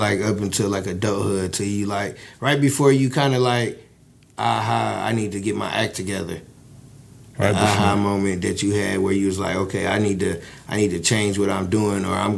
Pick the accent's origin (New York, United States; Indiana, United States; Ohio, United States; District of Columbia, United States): Indiana, United States; Michigan City; I'm from Michigan City.